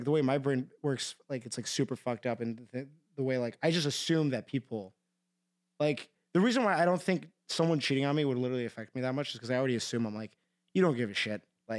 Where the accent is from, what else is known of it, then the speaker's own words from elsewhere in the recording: Iran; And now people know I'm Persian.